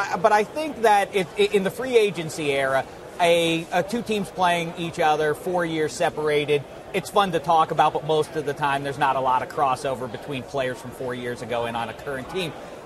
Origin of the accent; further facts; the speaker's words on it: United States; moved away; also born or lived in Bloomington, Indiana; I went to IU, yes, but I grew up near where you went to college, West Virginia.